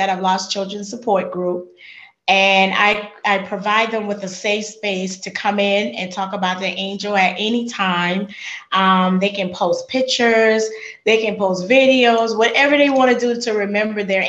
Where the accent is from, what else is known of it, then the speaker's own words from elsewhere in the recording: Charleston, South Carolina, United States; moved away as an adult; now in Georgia, United States; I'm not from Georgia. I've only been to Georgia 5 years. I'm from Charleston, South Carolina